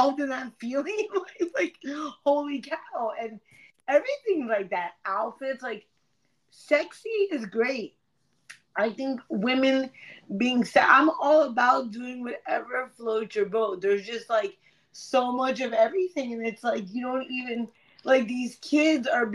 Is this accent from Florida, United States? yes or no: yes; Broward, Florida, United States; I grew up in Broward